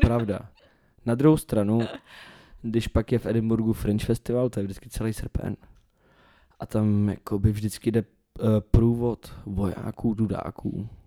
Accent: Czechia; accent: Czech; also born or lived in Scotland; jaký bych měl mít do prdele přízvuk, když jsem Čech

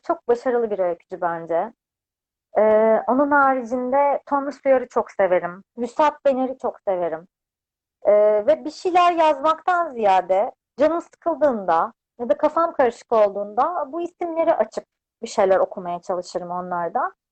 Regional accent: Adapazarı, Sakarya, Turkey; moved away as an adult; now in Istanbul, Turkey; ben 92 yılında Adapazarı'nda doğdum. İlk ve orta öğretimimi, lise öğrenimimi orada tamamladım.

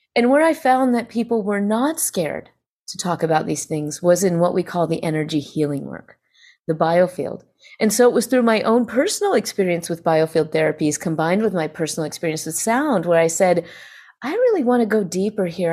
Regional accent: Greenville, South Carolina, United States; I find myself actually in my hometown in Greenville, South Carolina, where I was raised and where I was born

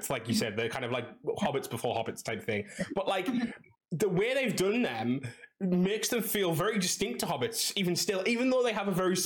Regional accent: England, United Kingdom; I'm from England

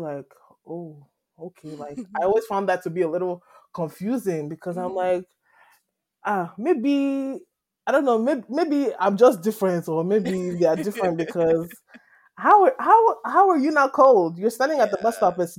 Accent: Nigeria; also born or lived in Edmonton, Canada; now in Vancouver, Canada; growing up in Nigeria

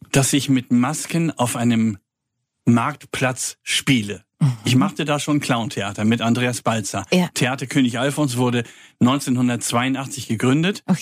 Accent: Kiel, Schleswig-Holstein, Germany; Als, da bin ich auch geboren, ich komme eigentlich aus Kiel. Man hört das.

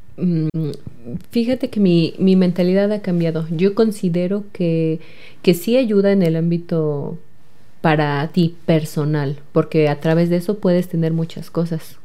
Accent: Jocotitlán, State of Mexico, Mexico; soy del municipio de Jocotitlán

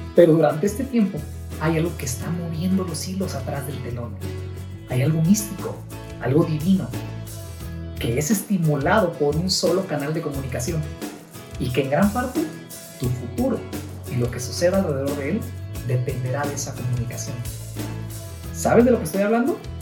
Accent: Mexico; México, que es mi país natal

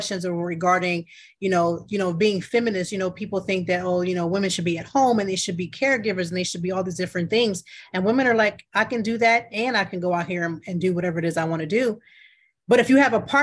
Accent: Ohio, United States; I'm from Ohio. I was born in Ohio

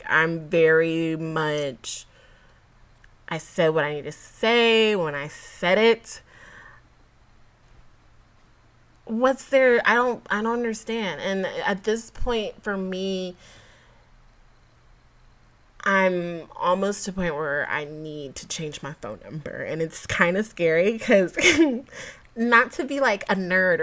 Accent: Georgia, United States; now in Texas, United States; I'm a Georgia girl

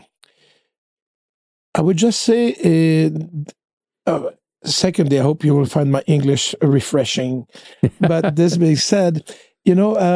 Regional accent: Montreal, Quebec, Canada; So, like you said, I'm from Quebec. I'm born in Montreal. And I was raised in a very humble environment.

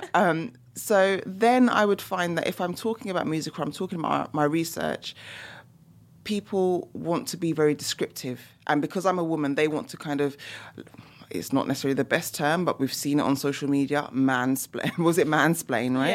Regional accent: London, United Kingdom; you can probably hear by my accent as well, I'm from the U K, so I'm from London, England.

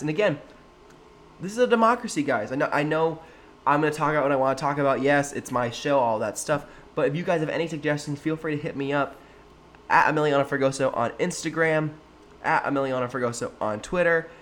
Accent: Sacramento, California, United States; showing out for my, for my hometown, for my city

